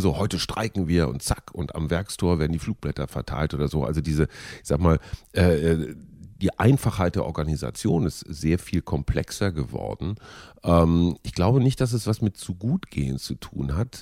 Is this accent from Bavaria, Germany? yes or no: no; North Rhine-Westphalia, Germany; aus meiner Jugend als Kind in Nordrhein-Westfalen